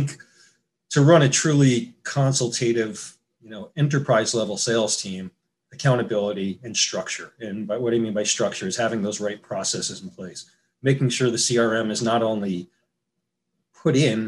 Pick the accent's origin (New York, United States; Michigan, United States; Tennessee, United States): New York, United States; moved away as an adult; now in San Diego, United States; I grew up in New York and moved out to California 30 years ago